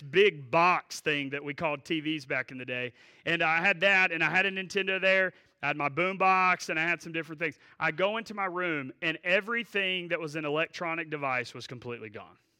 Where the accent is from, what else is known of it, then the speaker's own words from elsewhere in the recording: Asheboro, North Carolina, United States; Asheboro, uh, home.